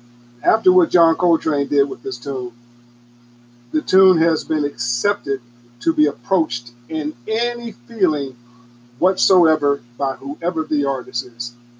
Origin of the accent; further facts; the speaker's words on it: United States; my country, America, I'm an American